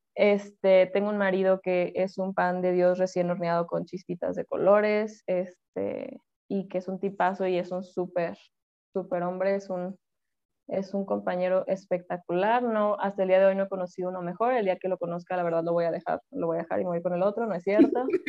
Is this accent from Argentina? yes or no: no; Culiacán, Sinaloa, Mexico; accent: norteño; soy de Culiacán, eso va a explicar muchas cosas de las que pasarán hoy de cómo hablo